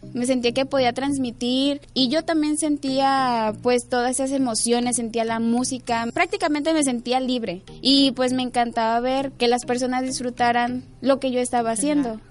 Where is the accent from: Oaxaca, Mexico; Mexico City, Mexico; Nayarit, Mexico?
Nayarit, Mexico; Tepic; yo nací aquí en Tepic Nayarit y mi infancia la pasé, digamos que los primeros seis años de mi vida las pasé viviendo en diferentes colonias hasta que llegué a la colonia Morelos